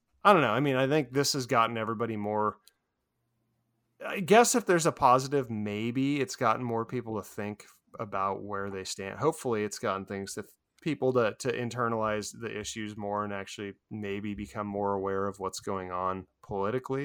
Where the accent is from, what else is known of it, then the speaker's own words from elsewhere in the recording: Pacific Northwest, United States; moved away; growing up in the Pacific Northwest